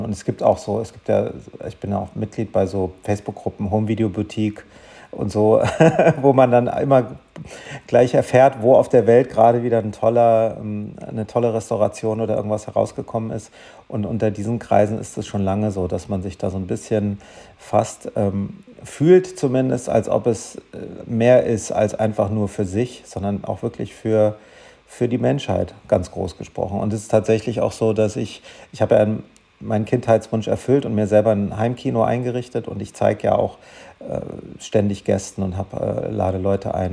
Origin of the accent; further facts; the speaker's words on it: Germany; also born or lived in Darmstadt; ich war ein bisschen der Exot als Deutscher